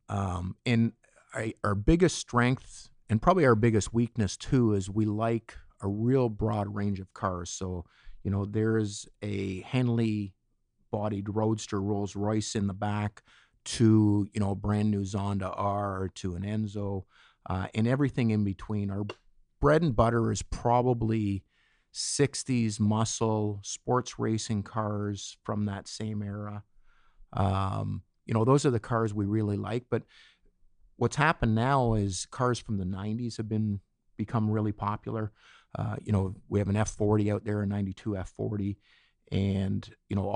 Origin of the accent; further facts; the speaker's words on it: Etobicoke, Ontario, Canada; Yeah, just outside Etobicoke.